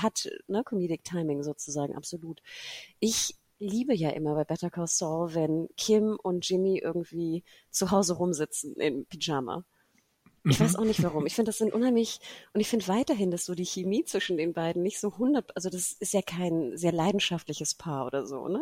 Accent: Germany; wir als Deutsche

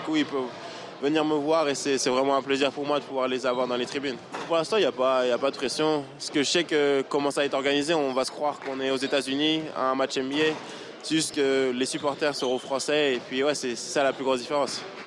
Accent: France; born or raised there; now in United States

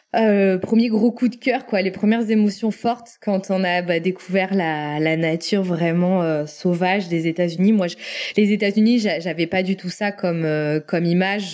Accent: France; moved away as an adult; now in North Carolina, United States; je viens de la vallée des Côtes-du-Rhône. Forcément, en tant que native de là

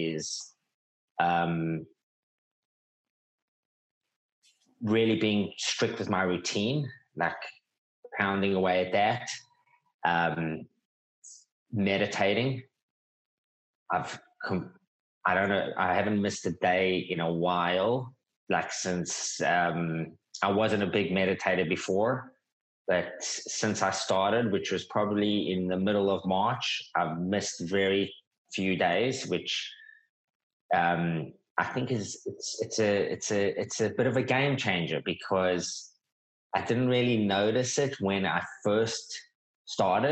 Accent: South Africa; also born or lived in New York; now in Australia; I'm South African.

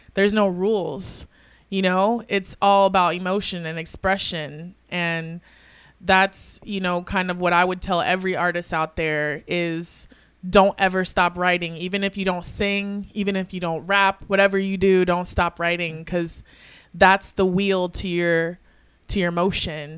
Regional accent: Tampa, Florida, United States; also born or lived in Broward County, Florida; I'm from Tampa. I was originally born in South Florida, nine five four Broward County. Um, Um, and, um, yeah, I moved to Tampa at a young age

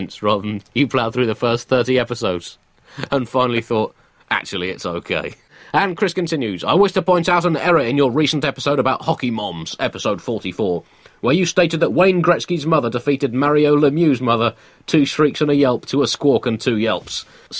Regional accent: United Kingdom; it's well known that there is no such thing as a British accent. We just talk. The rest of the world has accents.

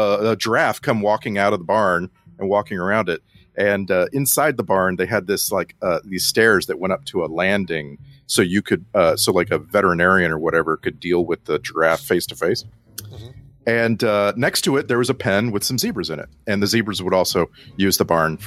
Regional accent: South Texas, United States; growing up in South Texas

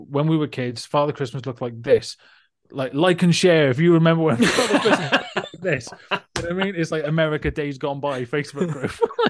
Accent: Australia; It's like, I'm from Australia, for God's sake.

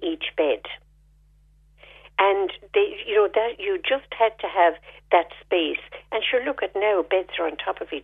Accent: Fethard, Tipperary, Ireland; moved away; also born or lived in Dublin; I grew up in Feathert, and we grew up in a big estate

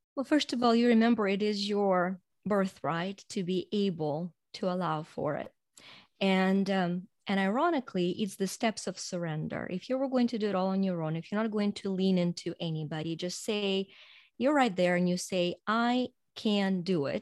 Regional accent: Ukraine; moved away as an adult; now in United States; I was born in Ukraine and grew up there and then immigrated to U S over twenty-five years ago

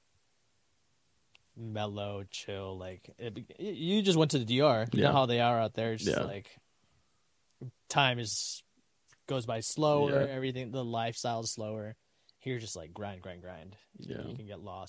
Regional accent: Roseville, California, United States; I was born and raised in Roseville, December 8th, 95.

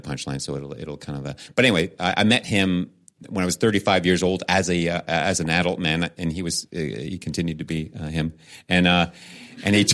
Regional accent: Canada; I'm Canadian

